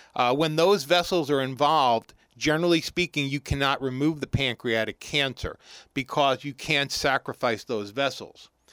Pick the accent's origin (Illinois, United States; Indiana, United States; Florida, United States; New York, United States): New York, United States; New York City; moved away as an adult; also born or lived in Columbus, Ohio; now in Morristown, United States; I'm born and bred New Yorker originally, uh, growing, growing up in Brooklyn.